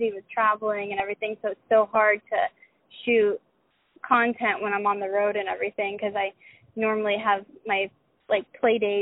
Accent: Tampa, Florida, United States; also born or lived in Dallas, Texas; I was born in Dallas, Texas, and I stayed there until I was about 5, and then my dad got a job offer to be in Tampa, to be located in Tampa. So I grew up, I say I grew up in Florida

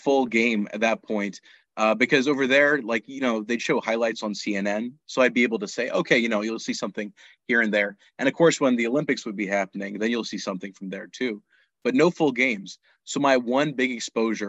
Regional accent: Pakistan; moved away; also born or lived in United States; I was born in the States, but I grew up in Pakistan

